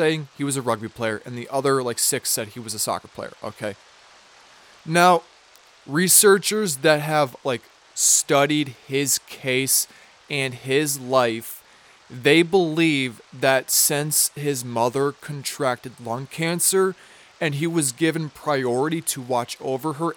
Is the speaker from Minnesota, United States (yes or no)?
yes; Minnesota, United States; I'm from Minnesota